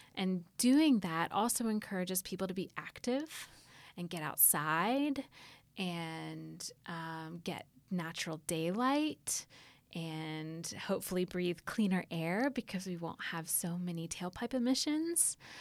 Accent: Atlanta, Georgia, United States; growing up in Atlanta

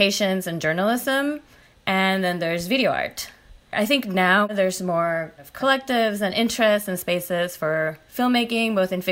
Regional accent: Puerto Rico; moved away as an adult; I'm from Puerto Rico and I did my undergrad there

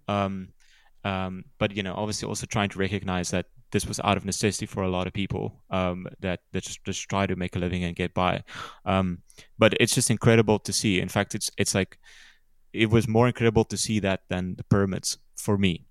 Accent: small town just outside Cape Town, Western Cape, South Africa; growing up in South Africa, you know, I grew up in a small town

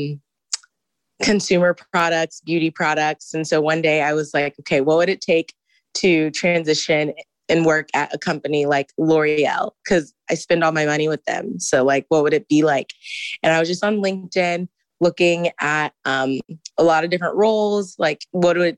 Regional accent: Houston, Texas, United States; moved away as an adult; now in Ann Arbor, United States; I am a full-time MBA student, and I am from Houston.

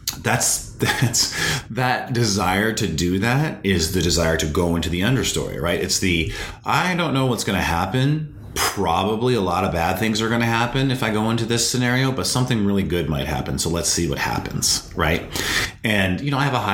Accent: North Dakota, United States; Growing up in North Dakota, there was nothing to do in the winter except for watch movies

